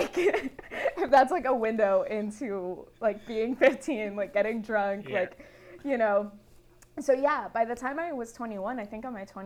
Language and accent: English; Miami, Florida, United States; moved away as an adult; now in Atlanta, United States; I loved growing up in Miami